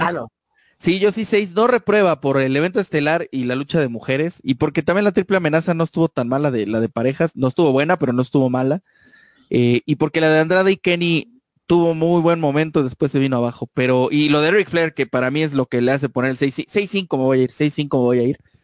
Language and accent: Spanish; Mexico; somos mexicanos, es nuestro lenguaje, así hablamos muchos